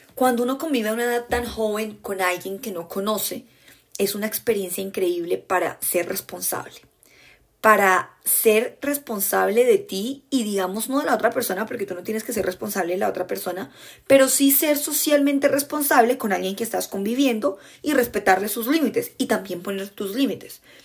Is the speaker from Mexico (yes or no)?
no; Colombia; accent: Colombian; en mi acento colombiano